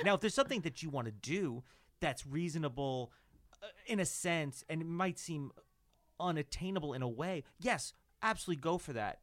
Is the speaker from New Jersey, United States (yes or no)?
yes; New Jersey, United States; which is my hometown